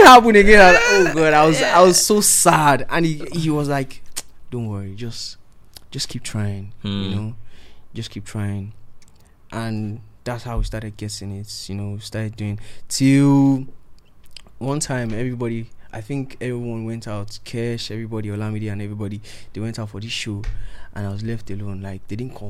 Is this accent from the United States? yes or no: no; Edo, Nigeria; my dialect, because I'm from Edo State